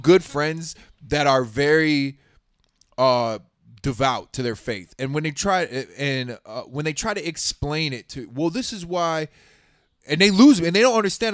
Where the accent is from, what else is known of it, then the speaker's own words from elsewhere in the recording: Houston, Texas, United States; I grew up in Southwest Houston